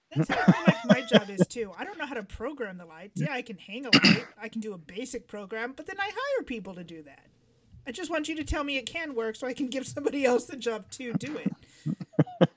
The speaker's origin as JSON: {"language": "English", "region": "California", "country": "United States", "tie": "born or raised there", "said": "we grew up here"}